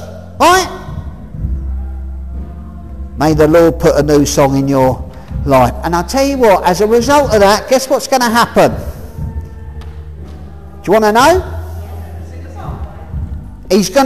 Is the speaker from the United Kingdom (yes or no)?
yes; Hemel Hempstead, East of England, United Kingdom; I'm from Hemel Hempstead